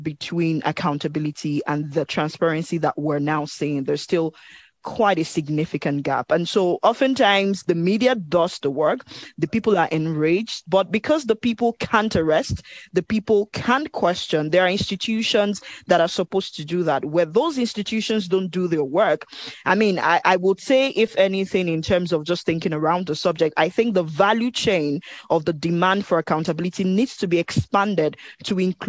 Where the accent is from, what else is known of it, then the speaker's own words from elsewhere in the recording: Nigeria; I'm speaking as a Nigerian